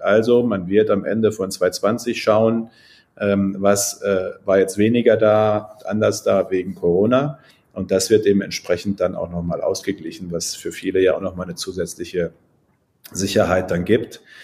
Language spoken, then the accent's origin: German; Münsterland, North Rhine-Westphalia, Germany; ich bin ja Münsterländer, bei uns ist alles flach